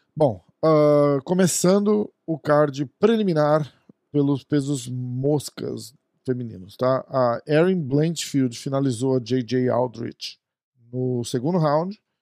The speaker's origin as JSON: {"language": "Portuguese", "country": "Brazil", "said": "a gente é do Brasil"}